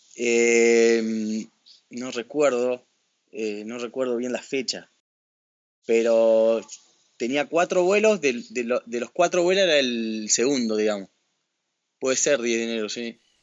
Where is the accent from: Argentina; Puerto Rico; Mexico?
Argentina; Paraná, Entre Ríos; yo soy de, Paraná. Paraná está en la provincia de Entre Ríos